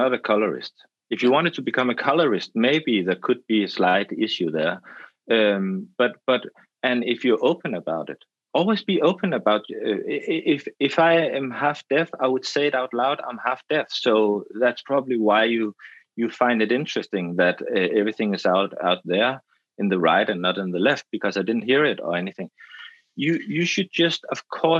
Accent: Denmark; I'm Danish and I'm from the Danish film school.

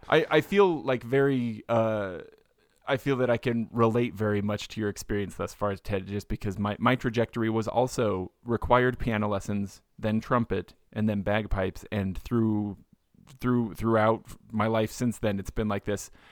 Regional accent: South Utah County, United States; I grew up down in South Utah County

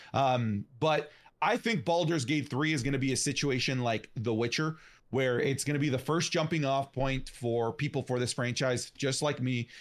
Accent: Canada; I'm a Canadian

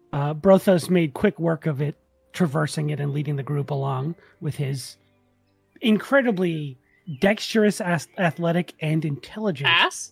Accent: Massachusetts, United States; I'm just much louder because I'm from Massachusetts.

